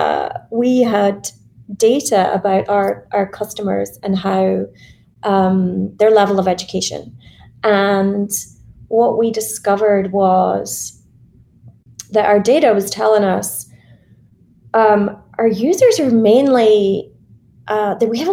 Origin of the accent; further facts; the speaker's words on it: Scotland, United Kingdom; I was in Scotland. I'm Scottish